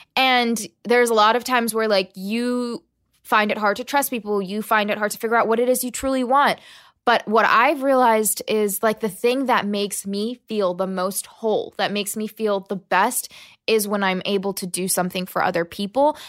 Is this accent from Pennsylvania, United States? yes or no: no; La Plata, Maryland, United States; also born or lived in Huntington, West Virginia / Birmingham, Alabama / Selma, Alabama; I was born in West Virginia, then I lived in Birmingham and Selma, Alabama, and then I grew up in Southern Maryland